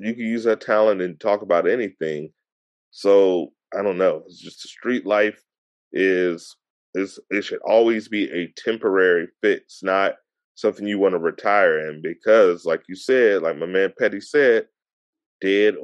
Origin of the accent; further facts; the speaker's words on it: Hampton, Virginia, United States; I'm 16. I'm from Hampton, 757